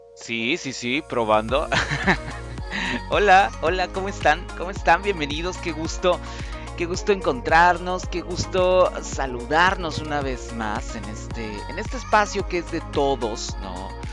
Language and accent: Spanish; Mexico; Los mexicanos tenemos una serie de expresiones